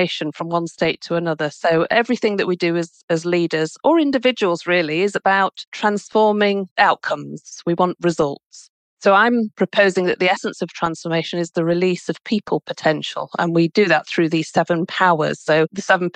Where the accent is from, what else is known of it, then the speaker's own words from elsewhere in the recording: United Kingdom; I'm British.